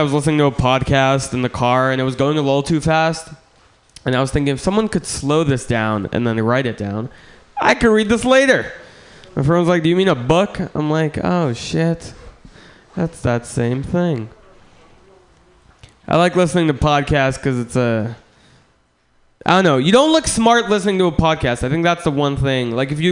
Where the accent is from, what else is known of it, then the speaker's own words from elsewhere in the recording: San Francisco, California, United States; I'm from San Francisco, and I grew up here, but it's weird growing up here